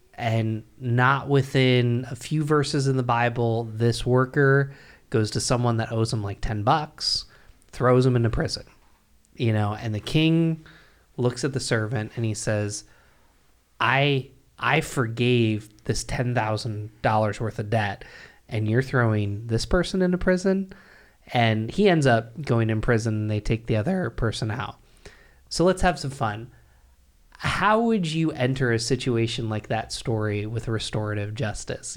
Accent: Binghamton, New York, United States; I grew up in Binghamton, New York, which is where I'm from

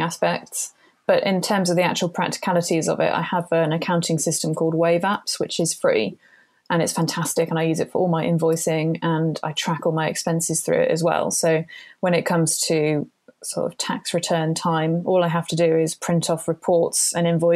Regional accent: United Kingdom; I'm British

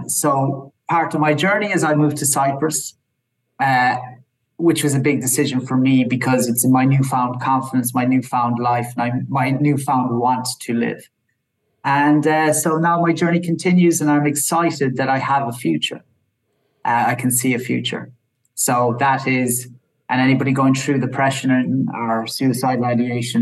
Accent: Ireland; I'm from Ireland

